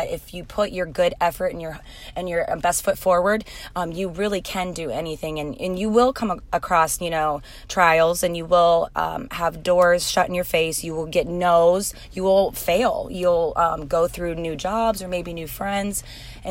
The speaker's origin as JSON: {"language": "English", "town": "Moline", "region": "Illinois", "country": "United States", "tie": "born or raised there", "also_born_or_lived": "Silvis, Illinois / California", "moved": "as an adult", "lives_now": "Southern California, United States", "said": "I am from Moline, Illinois. I went to Moline High School. I was born in Silvis at Illini"}